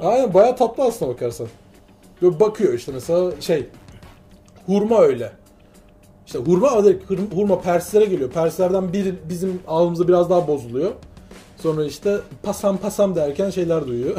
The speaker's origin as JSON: {"language": "Turkish", "town": "Constanța", "region": "Constanța County", "country": "Romania", "said": "ben Köstenceliyim"}